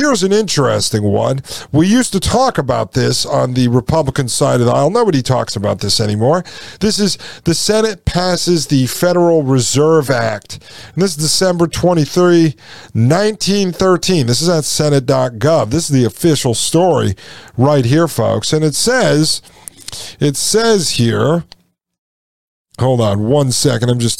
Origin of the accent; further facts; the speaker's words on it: New Haven, Connecticut, United States; I grew up in and around New Haven, Connecticut.